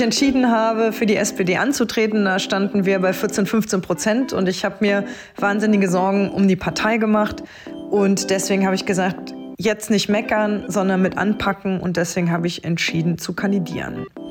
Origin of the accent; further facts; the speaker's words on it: Trier, Rhineland-Palatinate, Germany; meine Heimat Trier und Trier-Saarburg